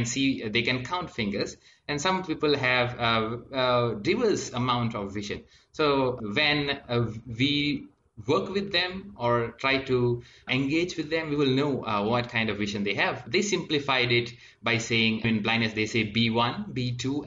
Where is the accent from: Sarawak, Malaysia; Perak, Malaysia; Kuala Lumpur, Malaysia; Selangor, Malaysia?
Perak, Malaysia; Ipoh; I'm from Ipoh, Perak, Malaysia.